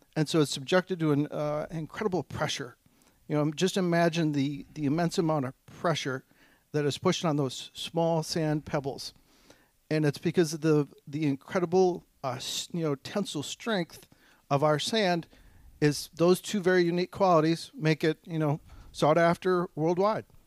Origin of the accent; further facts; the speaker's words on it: Cumberland, Wisconsin, United States; now in Eau Claire, United States; I'm originally a farm kid from Cumberland.